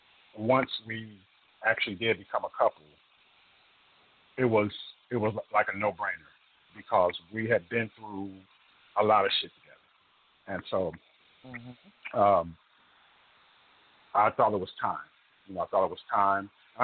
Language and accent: English; Detroit, Michigan, United States; also born or lived in Oakland, California; now in Houston, United States; Being born and raised in Detroit, and then later moving to Oakland, California, where I was for the last 20 years before I moved here to Houston